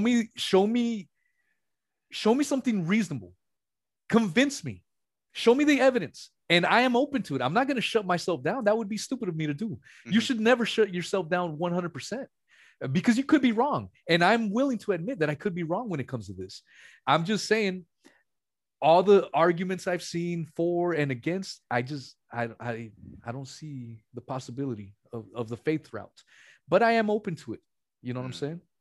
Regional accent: West Coast, United States; I'm from the West Coast

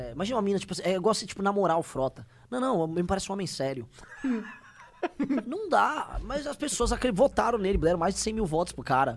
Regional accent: Brazil; nós brasileiros

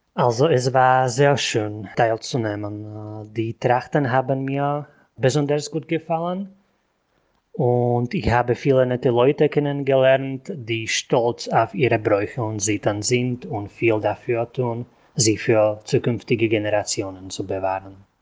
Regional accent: Martin, Žilina Region, Slovakia; also born or lived in Topoľčany; Ich komme aus Martin und arbeite seit 2012 als Lehrer an einer Fachschule in Topolchan, wo ich abwechselnd wohne

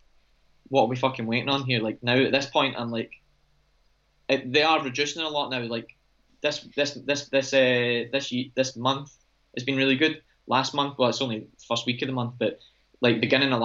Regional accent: Scotland, United Kingdom; I'm Scottish

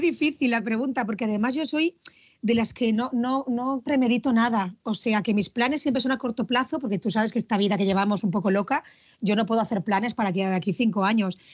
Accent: Villarreal, Valencian Community, Spain; also born or lived in Argentina; yo soy de Villarreal

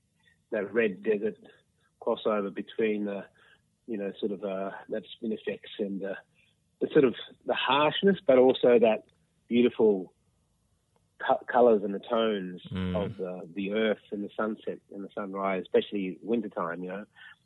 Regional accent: Mount Isa, Queensland, Australia; I'm from Kalkadunga country, around the Mount Isa area, far northwestern Queensland.

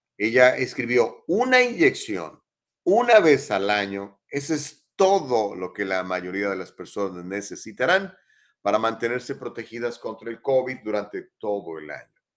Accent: Mexico; now in Los Angeles, United States; mexicanos somos blancos

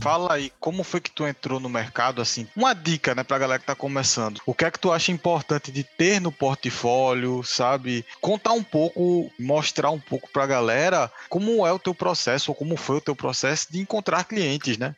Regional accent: Jaboatão dos Guararapes, Pernambuco, Brazil; also born or lived in Recife; Eu não saí de Pernambuco, mas eu também saí do Recife. Voltei para Jaboatão

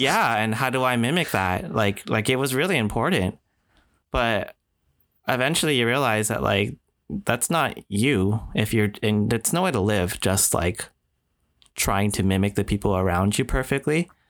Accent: Canada; also born or lived in Singapore; I'm Japanese Canadian

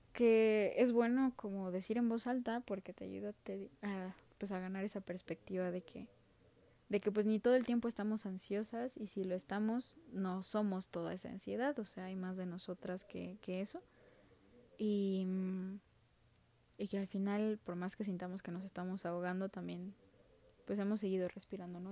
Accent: Mexico; soy mexicana y soy estudiante universitaria de sociología

